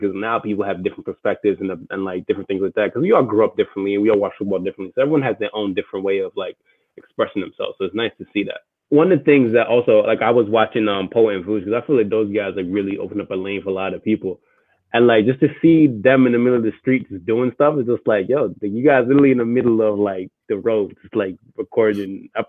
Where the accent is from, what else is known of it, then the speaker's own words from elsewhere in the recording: London, United Kingdom; now in United States; I was born in London. I moved here